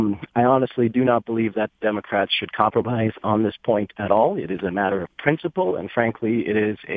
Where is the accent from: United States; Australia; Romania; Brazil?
Romania; moved away; I was born and raised in Romania, in Eastern Europe, a country that at one point bordered Russia